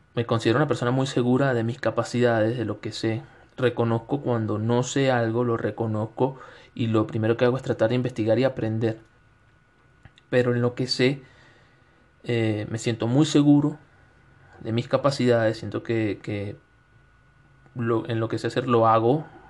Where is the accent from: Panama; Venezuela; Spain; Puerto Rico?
Venezuela; moved away as an adult; also born or lived in Quito, Ecuador; now in Cuenca, Ecuador; en Venezuela, donde soy, del estado de Suárez